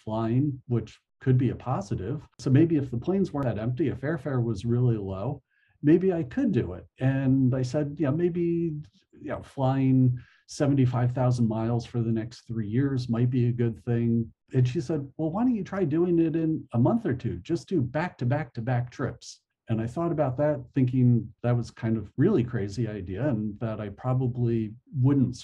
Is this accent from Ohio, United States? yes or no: no; New Jersey, United States; moved away as an adult; also born or lived in California; when I was 21, I moved from New Jersey to California